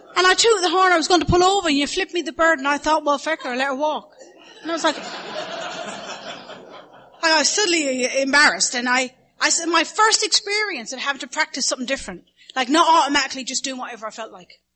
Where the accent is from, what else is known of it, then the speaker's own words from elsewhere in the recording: the Midlands in Ireland, Ireland; accent: Irish Midlands; now in Studio City, United States; My accent is from the Midlands in Ireland